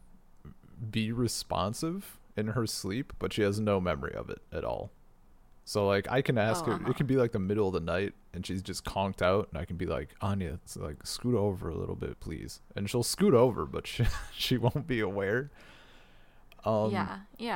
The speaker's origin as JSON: {"language": "English", "country": "United States", "moved": "yes", "said": "as a American used to comfortable indoor climates"}